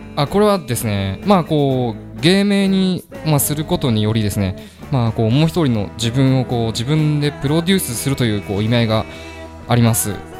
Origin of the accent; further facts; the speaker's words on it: Ome, Tokyo, Japan; 僕はあの東京都青梅市出身のシンガーソングライターです